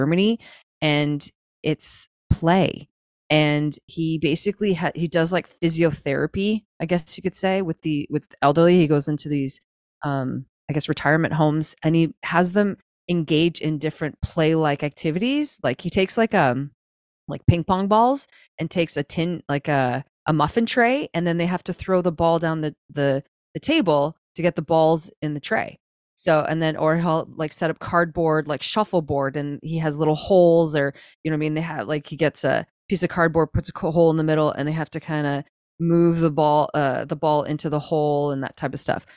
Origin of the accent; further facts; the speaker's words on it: Canada; I'm a Canadian parent